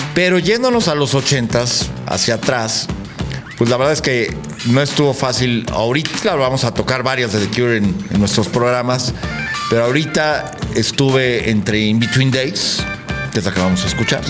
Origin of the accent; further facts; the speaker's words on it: Mexico; nos hace sentir como mexicanos